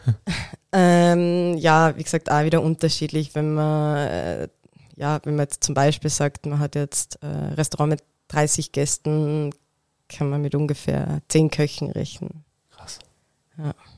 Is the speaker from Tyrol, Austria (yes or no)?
yes; Tyrol, Austria; moved away; Ich bin ursprünglich aus Tirol